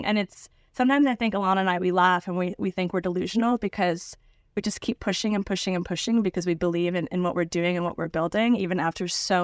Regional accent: Niskayuna, New York, United States; born or raised there; now in New York City, United States

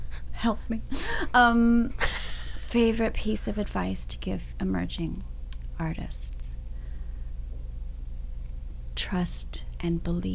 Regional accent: Vancouver, British Columbia, Canada; Because I'm born and raised in Vancouver, I usually try to take a boat ride.

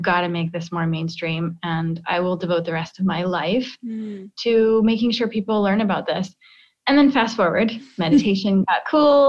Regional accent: Midwest, United States; I grew up in the Midwest

